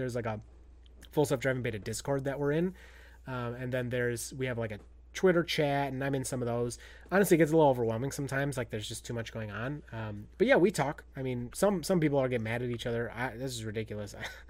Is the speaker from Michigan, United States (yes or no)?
yes; Michigan, United States; I'm from Northern Lower Peninsula.